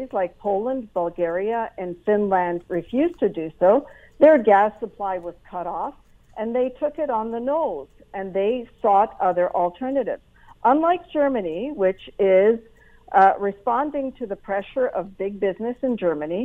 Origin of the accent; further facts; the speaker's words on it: Canada; as a Canadian